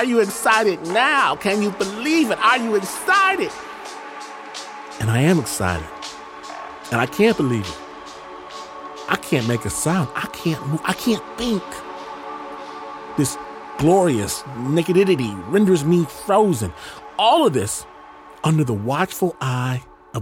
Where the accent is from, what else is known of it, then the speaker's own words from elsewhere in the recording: Michigan, United States; I'm from Michigan